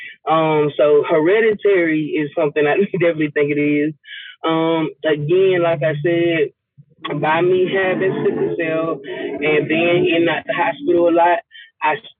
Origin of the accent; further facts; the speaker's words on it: Lithonia, Georgia, United States; also born or lived in Albany, Georgia; I'm from Atlanta, the east side of Atlanta, Latonia, to be exact.